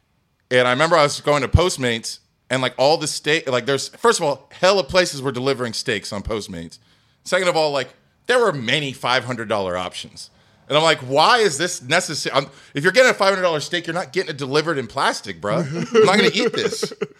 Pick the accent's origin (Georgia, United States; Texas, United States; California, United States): Texas, United States; Houston; Like, y'all remember Luther's, right? Shit, I'm from Houston.